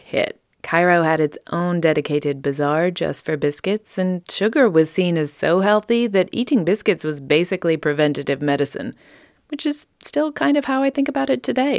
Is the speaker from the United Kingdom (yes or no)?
yes; United Kingdom; moved away as an adult; now in United States; British transplant to the U S